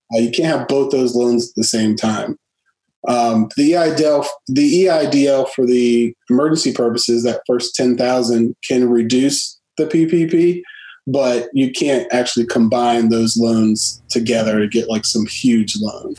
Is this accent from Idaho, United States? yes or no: no; Washington, District of Columbia, United States; born and raised in the Washington D.C. area.